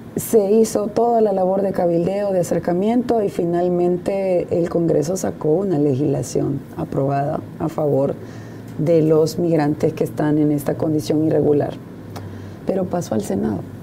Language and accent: Spanish; El Salvador; como salvadoreña, como funcionaria